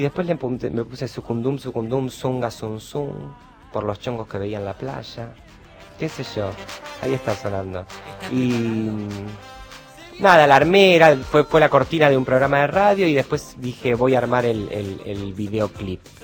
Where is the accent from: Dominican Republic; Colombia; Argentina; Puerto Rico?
Argentina; Buenos Aires; Yo me crié bastante con mi abuelo y mi abuela, en Caballito.